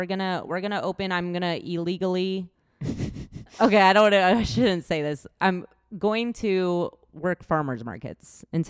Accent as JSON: {"language": "English", "region": "Washington", "country": "United States", "tie": "born or raised there", "moved": "yes", "lives_now": "Texas, United States", "said": "I grew up in Washington"}